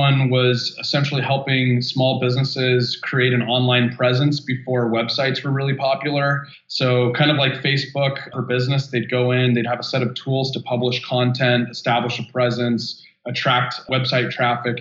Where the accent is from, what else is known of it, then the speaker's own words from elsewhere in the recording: California, United States; So I'm born and raised in California, lived here for 39 years.